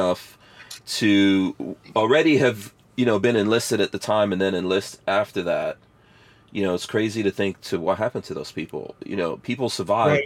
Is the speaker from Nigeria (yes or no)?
yes; Nigeria; also born or lived in New Jersey, United States; now in United States; grew up in Nigeria, right? So I've spent my life growing up around Muslim people